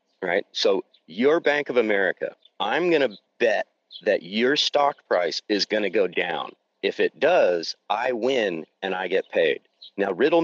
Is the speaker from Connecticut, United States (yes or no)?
no; Santa Rosa, California, United States; my hometown, Santa Rosa, California